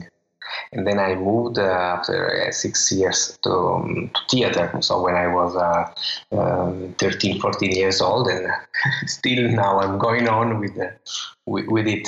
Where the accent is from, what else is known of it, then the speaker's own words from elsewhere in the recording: Calabria, Italy; English is a second language; Sicily and Calabria, where I come from